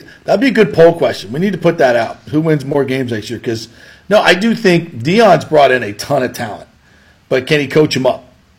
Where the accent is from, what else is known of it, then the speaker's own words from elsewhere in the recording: Hollywood, Florida, United States; Florida. The Canes were the dominant sports.